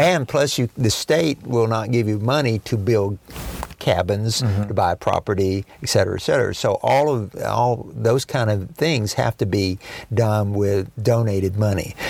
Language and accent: English; Dallas, Texas, United States; also born or lived in small town northeast of Denton, Texas; now in Tyler, United States; I was raised in Dallas, uh, in North Dallas